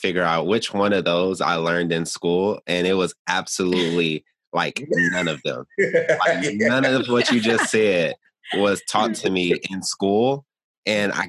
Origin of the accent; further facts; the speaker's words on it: Gary, Indiana, United States; also born or lived in Chicago, Illinois; growing up in Gary and being born on the South Side of Chicago